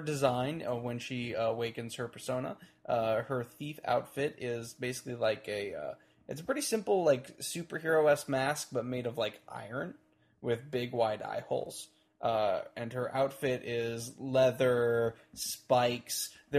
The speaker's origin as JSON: {"language": "English", "region": "Texas", "country": "United States", "said": "I'm from Texas."}